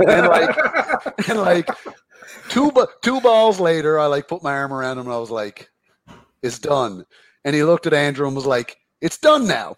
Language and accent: English; Carbonear, Newfoundland and Labrador, Canada; I'm not from St. John's, I'm from Carbonear, small town.